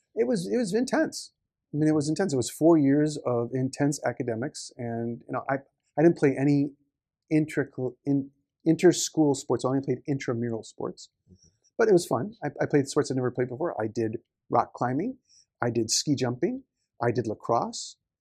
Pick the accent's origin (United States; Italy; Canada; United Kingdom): United States; Marshfield, Wisconsin; moved away as an adult; now in Tokyo, Japan; was born in Marshfield, Wisconsin, in the U.S. So a small town